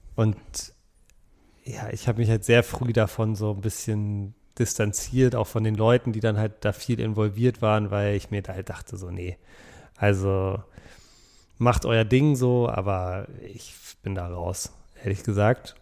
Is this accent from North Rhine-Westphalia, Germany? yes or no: no; Berlin, Germany; ich bin ja auch in Berlin aufgewachsen